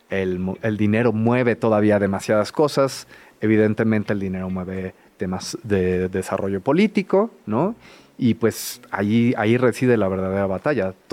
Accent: Mexico City, Mexico; yo que crecí aquí

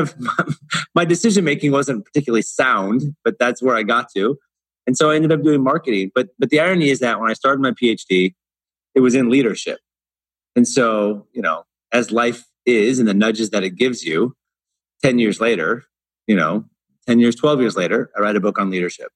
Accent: Portland, United States; moved away as an adult; now in Dubai, United Arab Emirates; I grew up in Portland

